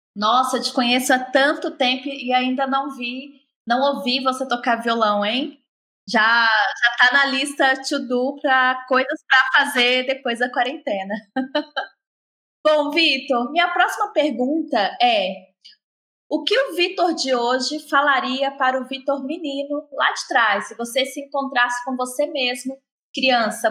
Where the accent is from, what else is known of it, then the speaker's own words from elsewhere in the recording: Minas Gerais, Brazil; accent: mineiro; sou eu com meu sotaque mineiro